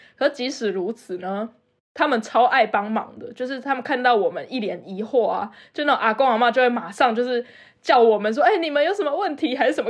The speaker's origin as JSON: {"language": "Chinese", "town": "Taipei", "country": "Taiwan", "tie": "born or raised there", "moved": "as an adult", "lives_now": "Germany", "said": "我是一个台北长大的死小孩"}